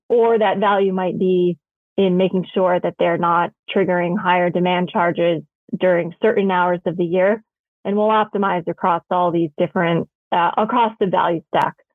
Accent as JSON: {"language": "English", "town": "New York City", "region": "New York", "country": "United States", "tie": "born or raised there", "said": "I grew up in New York City"}